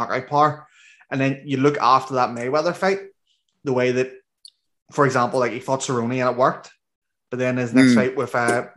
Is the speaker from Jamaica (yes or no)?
no; Northern Ireland, United Kingdom; I'm from Northern Ireland, and I talk pretty fast as it is.